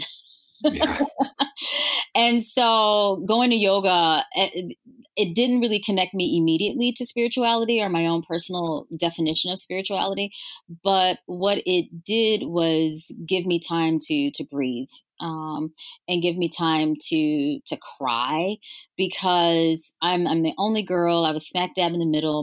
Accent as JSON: {"language": "English", "region": "Louisiana", "country": "United States", "moved": "yes", "said": "I'm originally from Louisiana"}